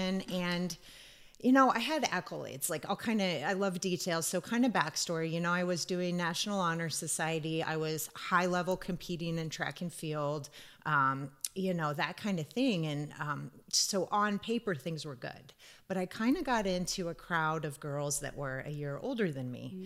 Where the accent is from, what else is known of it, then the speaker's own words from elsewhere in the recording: Wahoo, Nebraska, United States; growing up in Wahoo